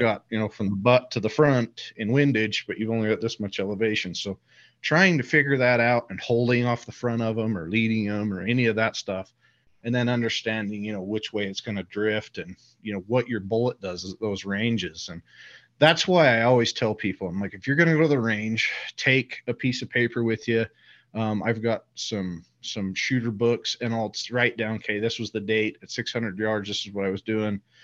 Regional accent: Utah, United States; so I live here in Utah. I grew up in Utah

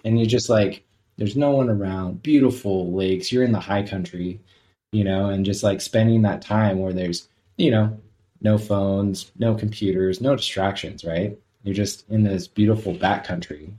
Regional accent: Southern California, United States; I grew up in Southern California

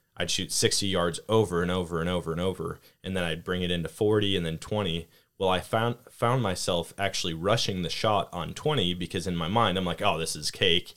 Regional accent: Wisconsin, United States; where I grew up hunting in Wisconsin

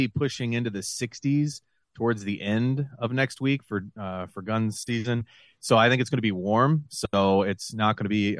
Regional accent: Western Ohio, United States; also born or lived in Lima, Ohio / Fort Wayne, Indiana / Dayton, Ohio; I grew up out in Western Ohio, out on a farm

